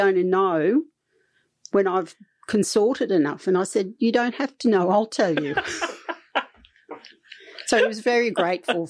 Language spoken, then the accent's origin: English; New South Wales, Australia; moved away as an adult; also born or lived in Fitzroy, Melbourne / Mildura; I came from New South Wales.